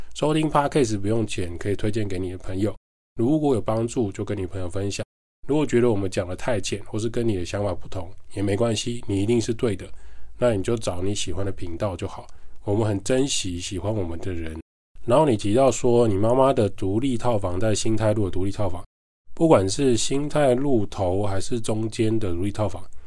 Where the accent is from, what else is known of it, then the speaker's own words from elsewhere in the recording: Taiwan; 如果我们台湾人自己都不想要在台湾玩了